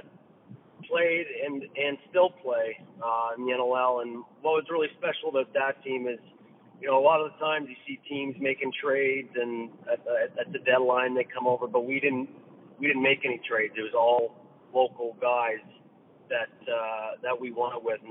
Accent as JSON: {"language": "English", "town": "Bowmanville", "region": "Ontario", "country": "Canada", "tie": "born or raised there", "also_born_or_lived": "Scarborough, Ontario", "said": "Bowmanville, Ontario. I was born in Scarborough, and then I moved to Bowmanville when I was around 4 years old"}